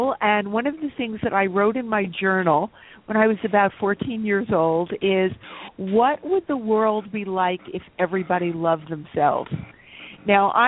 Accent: New York, United States; also born or lived in Eastern Long Island; I was born and raised in Manhattan

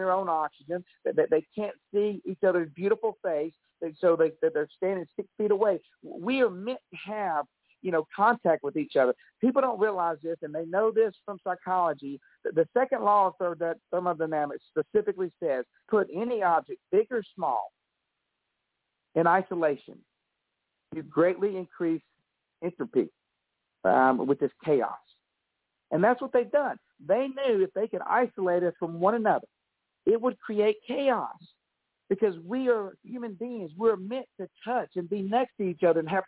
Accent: Alabama, United States; I'm from Alabama

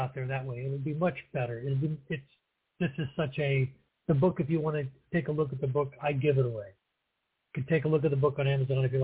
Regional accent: St. Louis, Missouri, United States; also born or lived in New Mexico / Eureka, Missouri; I was born in St. Louis, Missouri, and I was, that was back before 1960, I'll put it that way. And I grew up out in St. Louis County

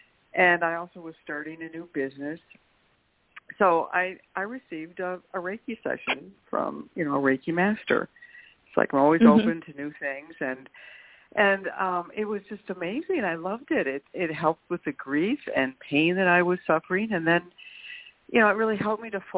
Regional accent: St. Cloud, Minnesota, United States; also born or lived in California / Oregon; St. Cloud, Minnesota.

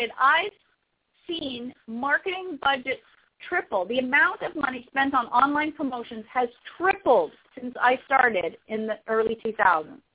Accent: Canada; I am from Canada

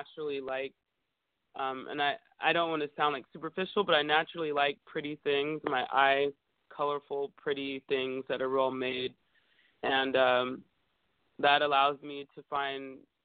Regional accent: Bay Area, California, United States; now in Los Angeles, United States; I grew up in the Bay Area, and I think in San Francisco and Oakland

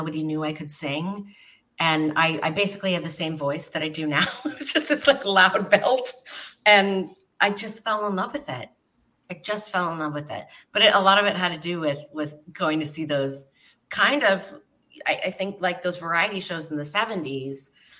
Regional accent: Fremont, California, United States; Fremont, California, on a cattle ranch.

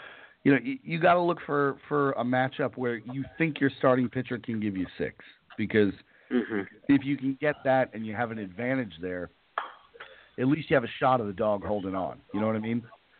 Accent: New York, United States; as a New Yorker

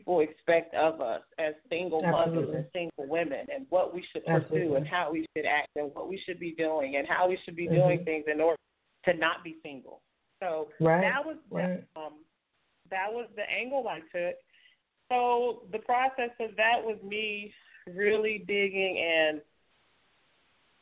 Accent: Oklahoma City, Oklahoma, United States; I am from Oklahoma City, Oklahoma

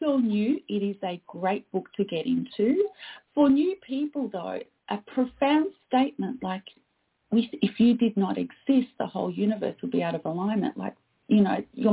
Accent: Australia; also born or lived in Canada; I am Australian

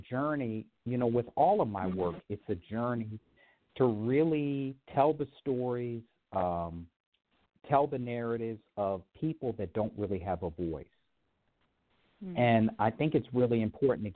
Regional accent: Baltimore, Maryland, United States; now in San Francisco, United States; Baltimore, originally.

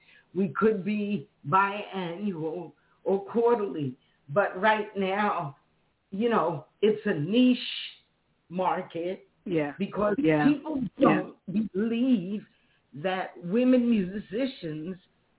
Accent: Queens, New York, United States; born there; because I was born in Queens, too, you know?

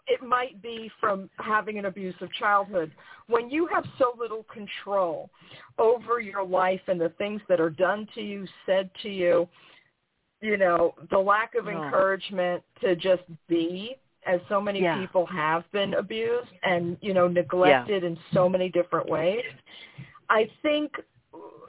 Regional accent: New York, United States; as a New Yorker

